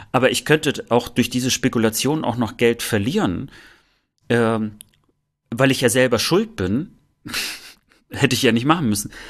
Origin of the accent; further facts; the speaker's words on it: East Germany, Germany; Und ich, ich glaube auch, dass wir dort als, als Ostdeutsche in der Tat ein bisschen lange Zeit einfach hinterherhinken.